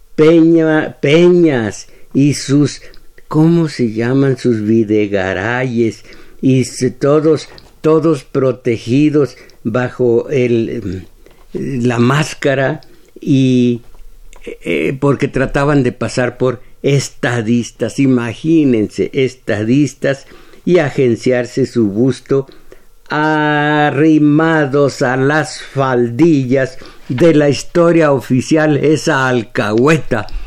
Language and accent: Spanish; Mexico